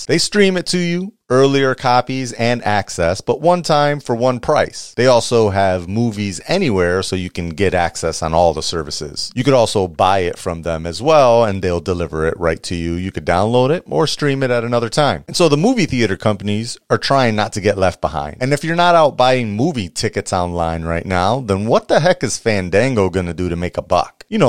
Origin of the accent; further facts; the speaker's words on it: New York, United States; I'm from New York. Concrete.